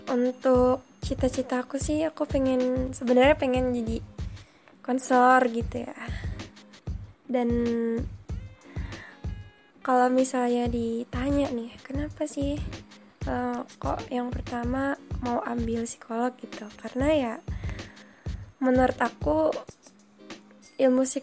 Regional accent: Bandar Lampung, Lampung, Indonesia; Aku dari Bandar Lampung.

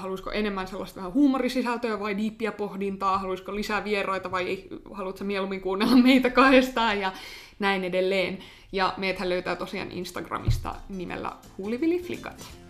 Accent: Finland; mä oon Suomesta, mä soitan klarinettia

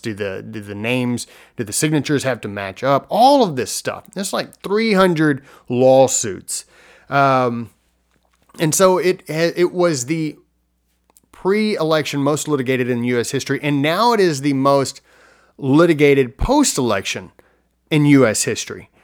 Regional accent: United States; as American citizens

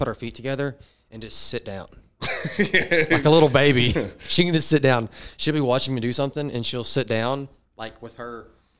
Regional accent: Arkansas, United States; I'm from Arkansas.

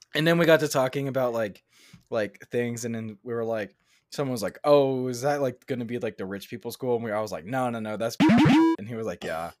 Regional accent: Houston, Texas, United States; moved away

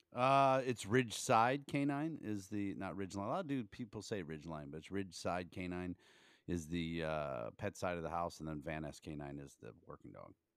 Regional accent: Canton, Ohio, United States; also born or lived in Myrtle Beach; I grew up in Canton, Ohio

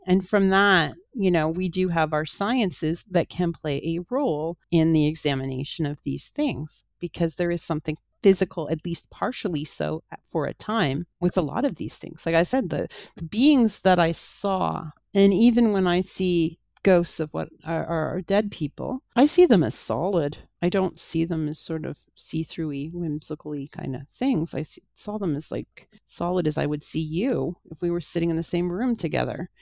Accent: Toronto, Ontario, Canada; in my hometown

